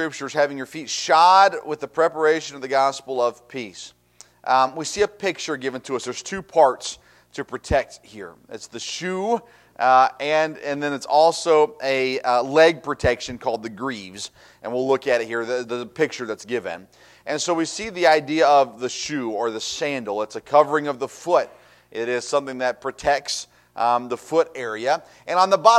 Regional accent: Tennessee, United States; I grew up in Tennessee, and in Tennessee, like Kentucky, barefoot was a thing

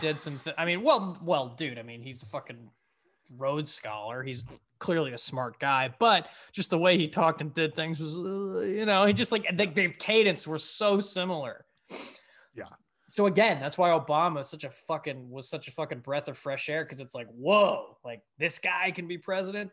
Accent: Connecticut, United States; my home state

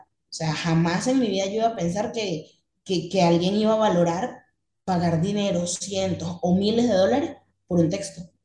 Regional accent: Venezuela; now in Medellín, Colombia; soy venezolana, tengo 24 años, en este momento estoy viviendo en Colombia, en la ciudad de Medellín

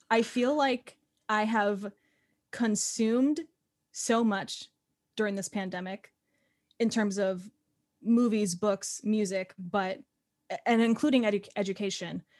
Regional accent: Phoenix, Arizona, United States; moved away as an adult; now in New York City, United States; I grew up in Phoenix, Arizona, and then I went to college there for, uh, musical theater, and then I moved out here, and I've been in New York City for about, um, six and a half years

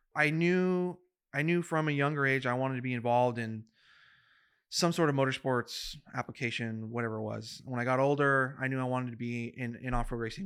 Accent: Madera, California, United States; I'm from Madera, California, which is, um, an hour from the gates of Yosemite.

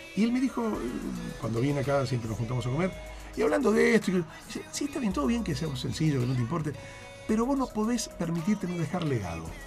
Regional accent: Argentina; yo soy el periodista argentino que lo entrevistó a McLaughlin

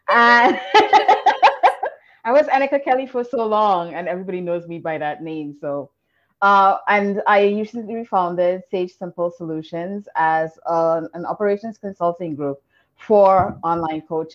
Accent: Trinidad & Tobago; I'm from Trinidad, where failure is like unacceptable

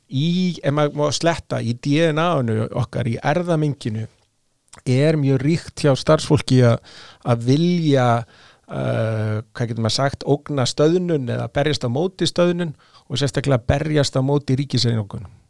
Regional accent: Sweden; now in Iceland; ég ólst upp í Svíþjóð 70-80

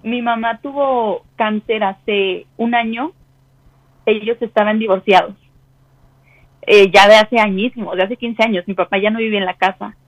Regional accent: Mexico City, Mexico; De la Ciudad de México

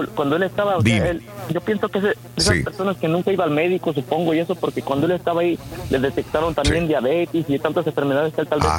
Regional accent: Querétaro, Mexico; now in Connecticut, United States

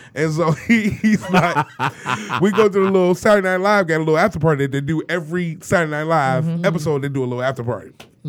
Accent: Detroit, Michigan, United States; moved away as an adult; also born or lived in Los Angeles / New York; I'm from Detroit.

